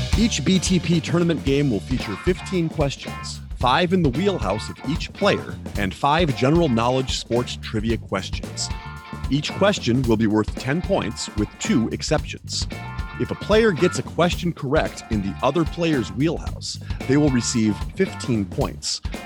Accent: Pittsburgh, Pennsylvania, United States; I'm from Pittsburgh

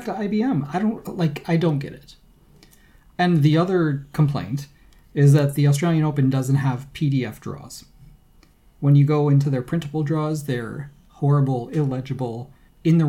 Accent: United States; I'm American

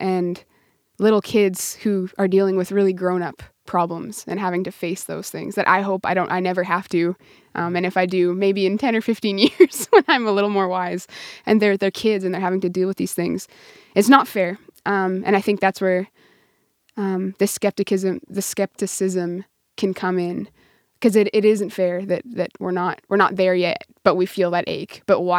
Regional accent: Prince Albert, Saskatchewan, Canada; I grew up in near Prince Albert, Saskatchewan.

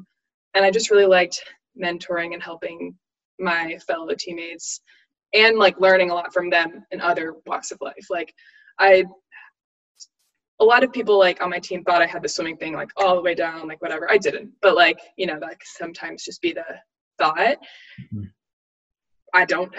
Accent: Auburn, United States; also born or lived in North Carolina; like growing up in a big swimming family, like growing up in Auburn, and then North Carolina

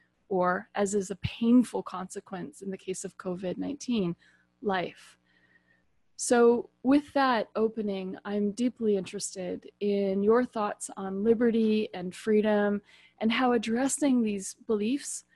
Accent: United States; I'm also American

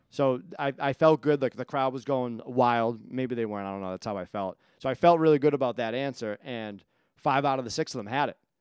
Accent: Quincy, Massachusetts, United States; moved away as an adult; now in Whitman, United States; I was like, "Quincy."

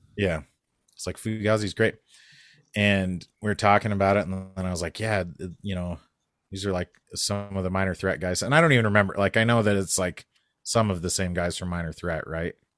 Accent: New Mexico, United States; moved away; I grew up in New Mexico

